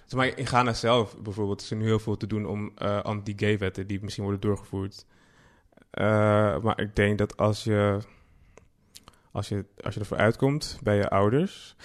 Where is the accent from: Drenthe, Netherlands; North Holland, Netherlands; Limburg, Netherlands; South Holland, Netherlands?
North Holland, Netherlands; Amsterdam; born or raised there